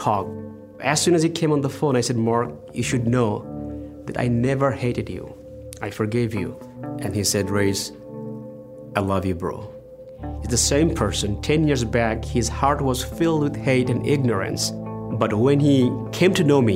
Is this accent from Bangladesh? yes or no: yes; Bangladesh; moved away as an adult; also born or lived in Dallas, Texas; a military school in Bangladesh, I went to Dallas and loved it